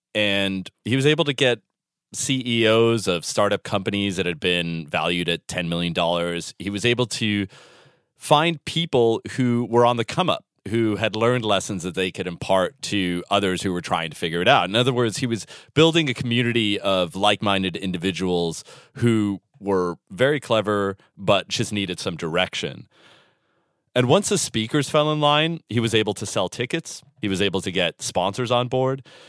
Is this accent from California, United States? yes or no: yes; San Francisco, California, United States; moved away; San Francisco, my hometown, the beautiful city by the bay